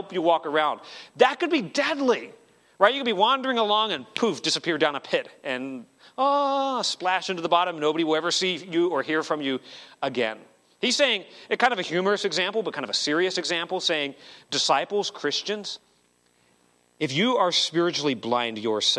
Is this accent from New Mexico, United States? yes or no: no; Arizona, United States; I grew up in Arizona, and in the mountains behind our house, there are abandoned mine shafts all over the place